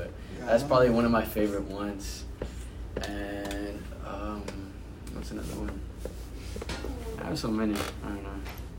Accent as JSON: {"language": "English", "town": "Houston", "region": "Texas", "country": "United States", "tie": "born or raised there", "said": "I was born here in Houston, Texas. I'm about to be 18 July 11th. So I'm 17 right now."}